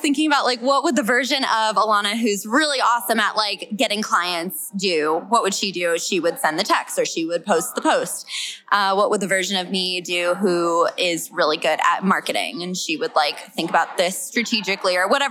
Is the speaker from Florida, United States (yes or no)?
no; California, United States; now in New Mexico, United States; I am from California